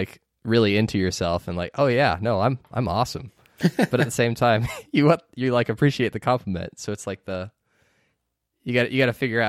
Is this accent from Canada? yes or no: yes; Canada; we're not tricking you. We are from Canada. You can just tell, because we're all stuffed up.